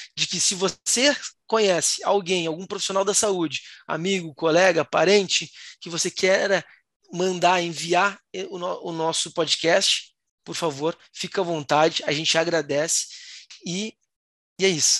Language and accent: Portuguese; Rio Grande do Sul, Brazil; eu sou do Rio Grande do Sul